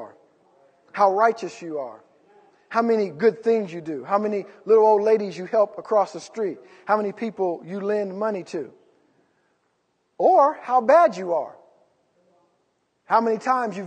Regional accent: California, United States; We're from California

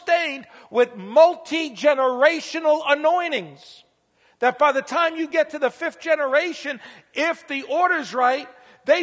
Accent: New York City, New York, United States; also born or lived in Pennsylvania; now in Indiana, United States; I was real young, growing up in the Bronx

